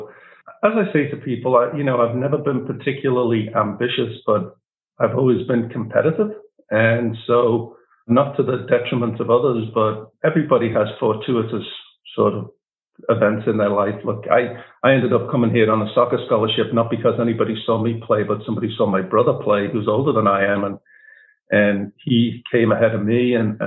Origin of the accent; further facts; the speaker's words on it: Liverpool, North West England, United Kingdom; moved away as an adult; now in United States; I was born in Liverpool, not to wealthy means by any stretch of the imagination